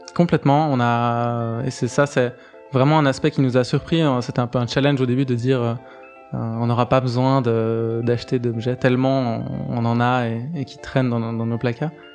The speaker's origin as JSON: {"language": "French", "region": "Geneva", "country": "Switzerland", "tie": "born or raised there", "said": "c'est là où j'ai grandi"}